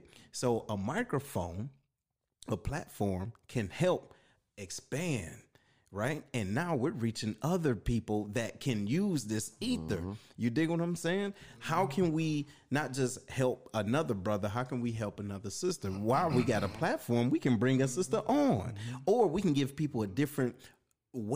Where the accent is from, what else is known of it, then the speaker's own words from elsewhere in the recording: Detroit, Michigan, United States; now in St. Louis, United States; me being from Detroit, I'm not from the Lou